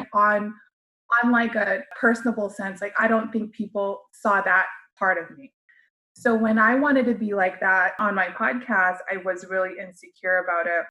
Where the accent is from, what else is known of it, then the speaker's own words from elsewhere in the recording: United States; as a Filipino American, I was forced to learn the American way and then also still try to embody my Filipino culture